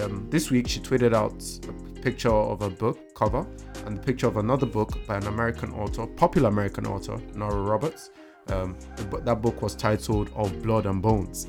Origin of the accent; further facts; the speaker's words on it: Nigeria; as an African, as a Nigerian